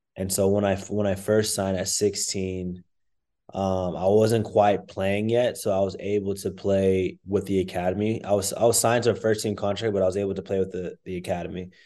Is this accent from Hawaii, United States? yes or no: no; Plano, Texas, United States; I grew up in in Plano, Texas